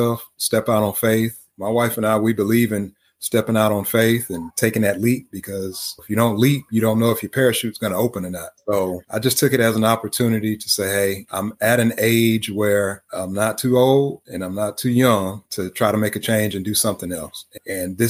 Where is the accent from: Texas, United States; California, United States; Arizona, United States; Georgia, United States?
Texas, United States; Houston; I'm from Houston